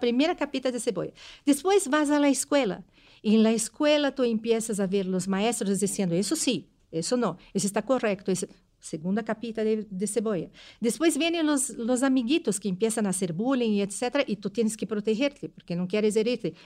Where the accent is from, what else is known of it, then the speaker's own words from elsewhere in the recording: Brazil; moved away; eu sou brasileira